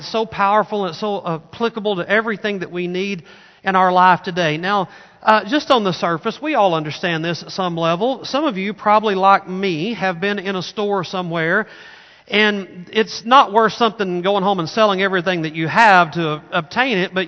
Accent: Arkansas, United States; moved away; I grew up in Arkansas

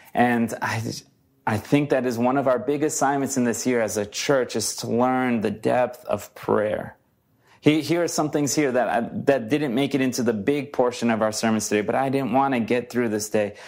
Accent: Brazil; now in United States; I'm from Brazil.

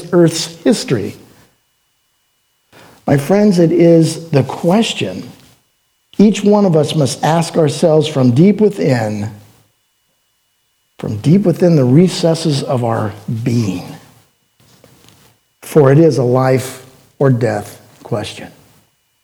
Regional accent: Oregon, United States; I'm from Oregon

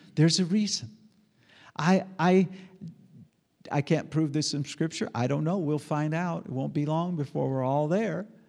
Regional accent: United States; I'm an American. I'm a red blooded American

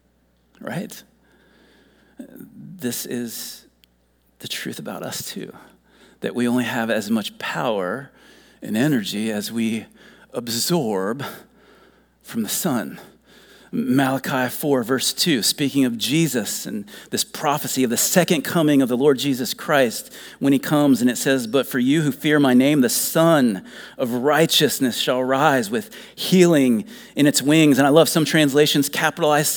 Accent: Dayton, Ohio, United States; moved away as an adult; also born or lived in Elizabeth City, North Carolina / Virginia Beach, Virginia; I grew up in Dayton, Ohio, which is the home of Wright-Patterson Air Force Base

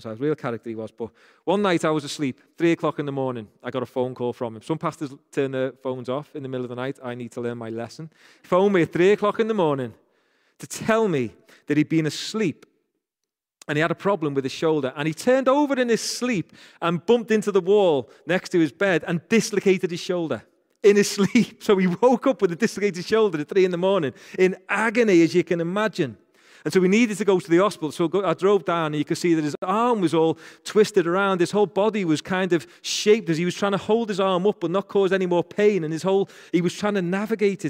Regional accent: Rainhill, North West England, United Kingdom; accent: Rain Hill accent; I'm from Rain Hill, so people from Rain Hill say "Kerr" like

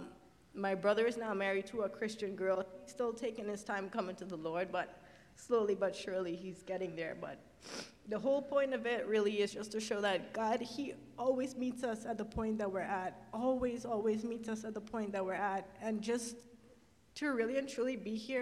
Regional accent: Trinidad & Tobago; moved away; where my family is from, we're from Trinidad instead.

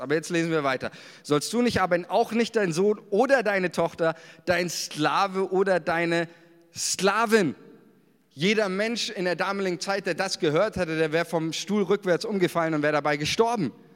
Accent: Germany; uns als Deutsche

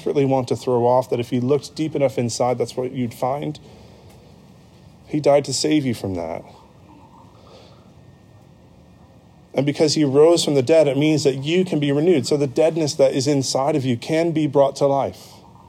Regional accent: United States; moved away as an adult; also born or lived in United Kingdom; my passport that says I am an American citizen. That's my home. That's where I'm from, and that's my home

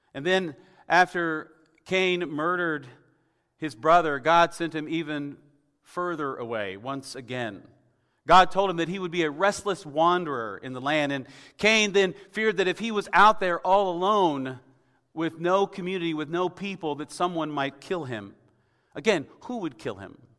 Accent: Tennessee, United States; moved away; I'm from Tennessee originally

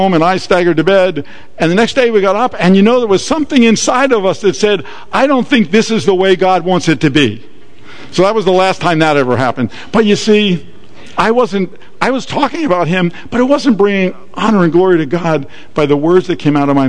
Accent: Atlantic City, New Jersey, United States; I was born and raised in Atlantic City

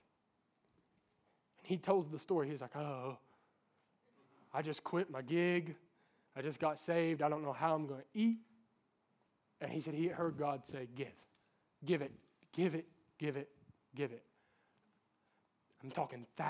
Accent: Norton, Virginia, United States; That's my hometown.

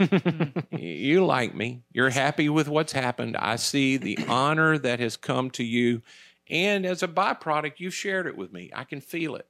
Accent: United States; I was from America

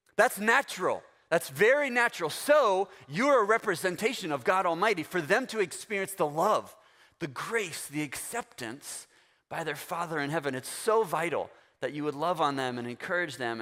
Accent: Florida, United States; I'm from Florida

